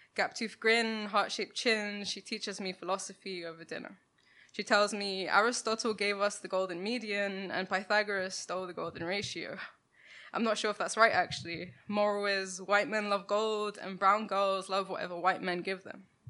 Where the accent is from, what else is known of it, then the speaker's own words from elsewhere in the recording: London, United Kingdom; I grew up in Ladbroke Grove, um, down the road from Grenfell Tower